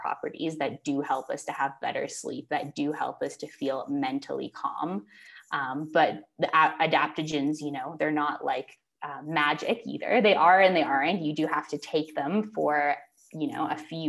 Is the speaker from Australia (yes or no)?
no; Canada; moved away as an adult; now in Mexico; growing up in Canada